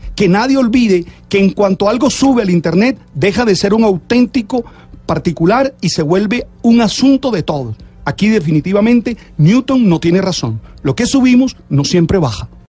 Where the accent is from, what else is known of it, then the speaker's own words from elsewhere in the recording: Colombia; lo que somos nosotros, los colombianos